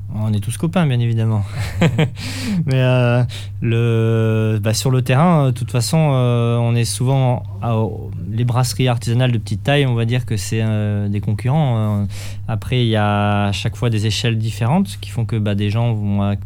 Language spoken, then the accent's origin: French; Toulouse, Occitania, France; now in Bordeaux region, France; je suis de Toulouse à la base et j'ai des amis là-bas